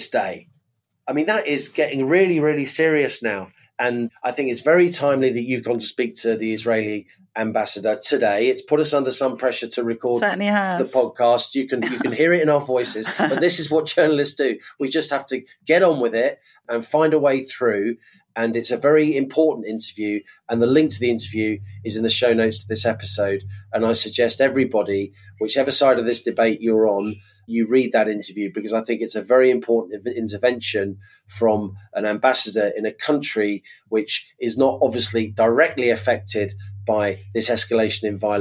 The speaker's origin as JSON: {"language": "English", "region": "London", "country": "United Kingdom", "said": "as a Londoner"}